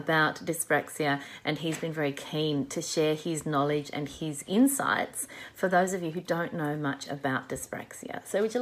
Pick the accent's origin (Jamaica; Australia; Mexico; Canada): Australia